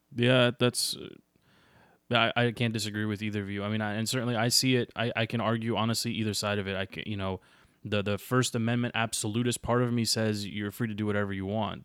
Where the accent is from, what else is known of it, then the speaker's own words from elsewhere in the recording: United States; as an American